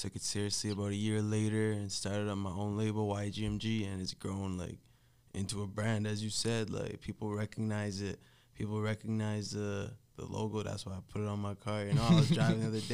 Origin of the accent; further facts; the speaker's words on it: Edmonton, Alberta, Canada; I grew up in Riverbend